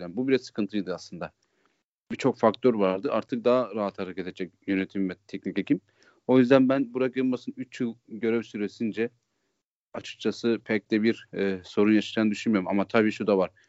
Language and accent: Turkish; Iğdır, Turkey; now in Istanbul, Turkey; memleketim Iğdır aynı zamanda.